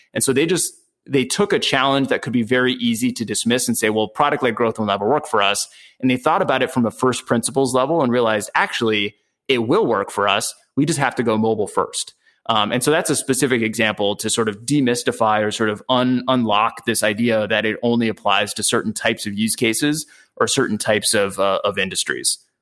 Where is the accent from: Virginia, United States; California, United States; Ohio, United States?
California, United States; San Diego; I'm from San Diego, California